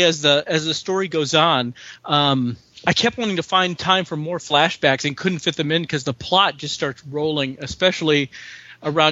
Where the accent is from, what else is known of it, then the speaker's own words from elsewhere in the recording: Chicago, Illinois, United States; I grew up in Chicago, but my parents and all my relatives, and I have a ton of relatives